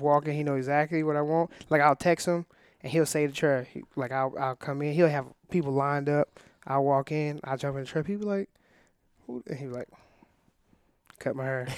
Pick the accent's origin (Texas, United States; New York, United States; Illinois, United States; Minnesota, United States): Illinois, United States; I'm from Illinois